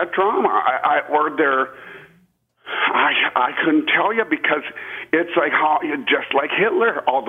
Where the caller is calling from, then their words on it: Austin, Texas, United States; I'm calling from Austin, Texas.